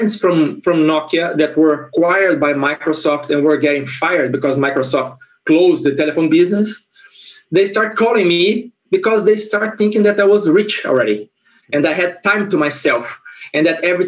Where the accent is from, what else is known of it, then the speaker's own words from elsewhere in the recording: Brasília, Federal District, Brazil; English is a second language; moved away as an adult; now in Portugal; I'm from Brasilia